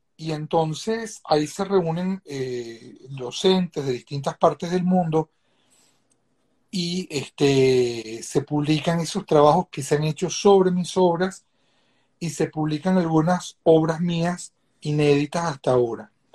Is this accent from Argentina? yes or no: no; Venezuela; moved away as an adult; also born or lived in Sweden / Spain; me vuelvo a regresar a Venezuela